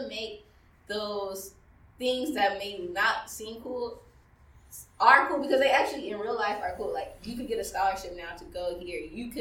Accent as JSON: {"language": "English", "region": "Maryland", "country": "United States", "tie": "born or raised there", "said": "I grew up in Maryland, where we're at right now"}